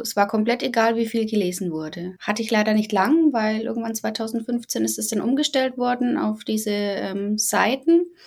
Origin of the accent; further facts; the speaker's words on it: Bavaria, Germany; ich komme aus Bayern. Ähm, bei uns nennt es sich Fasching